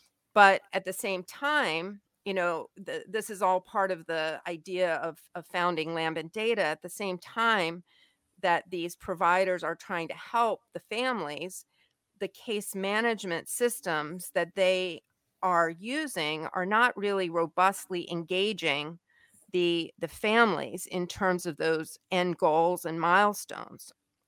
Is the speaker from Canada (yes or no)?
no; Taiwan; you know, obviously being a Caucasian American who didn't really speak the language, although I did pick up obviously some, and my parents had studied Chinese